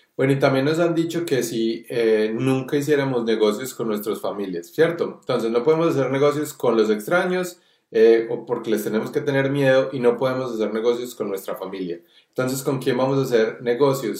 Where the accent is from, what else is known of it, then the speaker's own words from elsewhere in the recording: Colombia; nosotros que somos colombianos